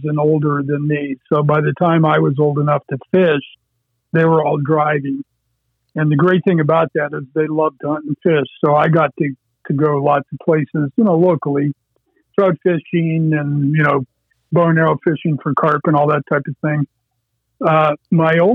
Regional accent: Erie County, Pennsylvania, United States; I grew up in Erie County on a little farm pond that was dug along Interstate 90

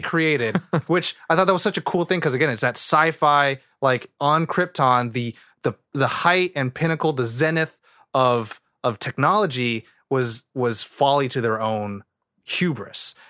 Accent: California, United States; I love where I grew up in California

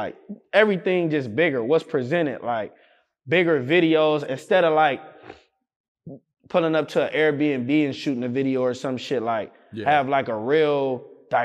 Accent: Compton, California, United States; Cause like I'm from Compton. I live in Compton my whole life.

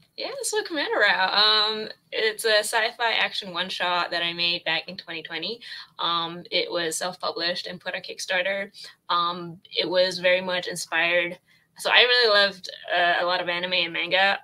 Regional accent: Toronto, Ontario, Canada; I'm from Toronto, Canada, the Great White North

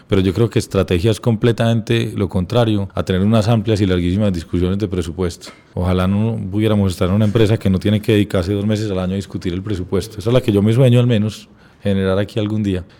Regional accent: Medellín, Antioquia, Colombia; also born or lived in United States; nací en Medellín

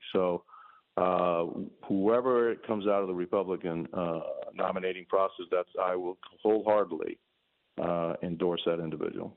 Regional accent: Cuba; now in United States; I came from Cuba. I already seen my freedom in my home country disappear

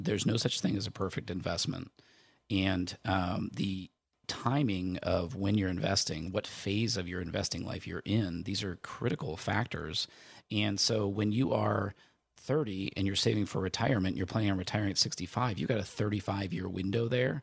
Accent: near Chicago, Illinois, United States; I grew up near Chicago

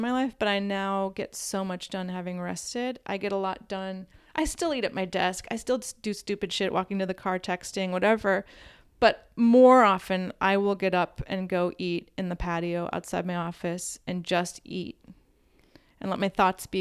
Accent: Midwest, United States; I'm from the Midwest

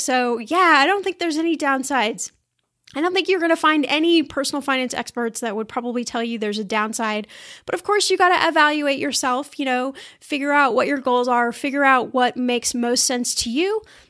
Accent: Midwest, United States; born there; I don't know if I would call it an accent, but I was born in the Midwest, so maybe you hear a little bit of that. But I've lived in California for so many years

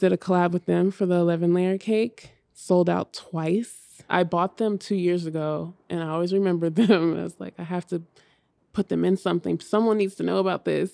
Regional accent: Hayward, California, United States; now in New York, United States; I grew up in Hayward, California, so it's right next to Oakland

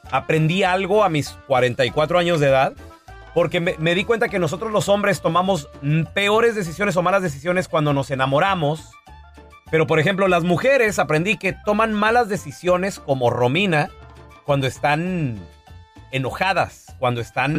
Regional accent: Mexico; cómo somos nosotros los mexicanos

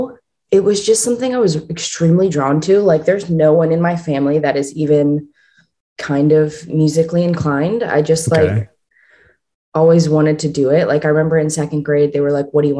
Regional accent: Pittsburgh, Pennsylvania, United States; I was born and raised in Pittsburgh, Pennsylvania

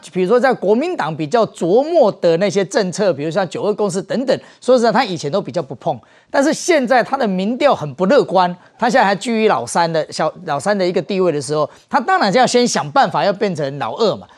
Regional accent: Taiwan; 我们台湾人就会少了二十个就业机会

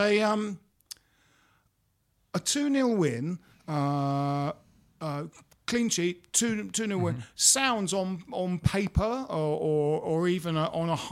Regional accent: Bromley, London, United Kingdom; when Jim and I were growing up in Bromley

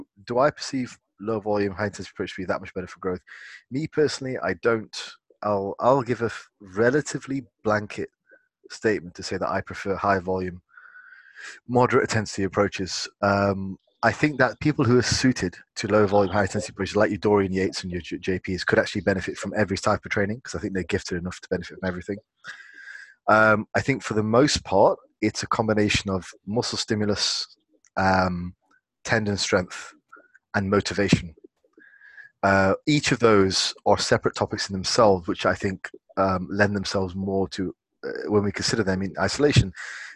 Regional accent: England, United Kingdom; As an Englishman

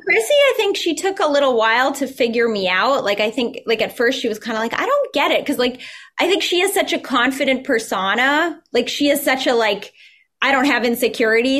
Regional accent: Newton, Massachusetts, United States; also born or lived in Minnesota; my hometown of Newton

